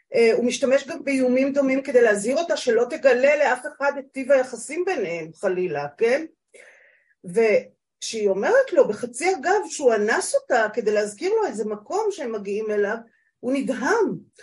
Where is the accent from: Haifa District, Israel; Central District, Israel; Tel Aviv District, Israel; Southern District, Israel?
Central District, Israel; HaMa'apil; now in northern Israel; אני בת קיבוץ המעפיל